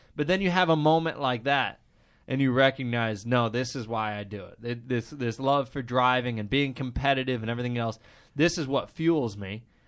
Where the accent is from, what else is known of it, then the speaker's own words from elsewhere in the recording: Midwest, United States; Growing up in the Midwest